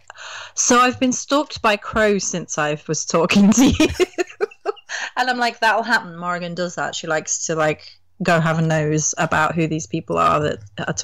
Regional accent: England, United Kingdom; as an English person

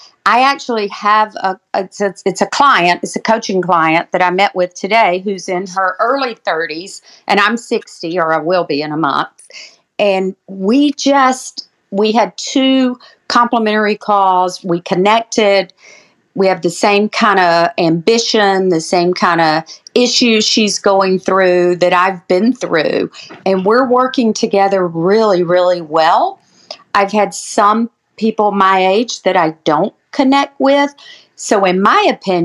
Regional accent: Georgia, United States; I am from Georgia

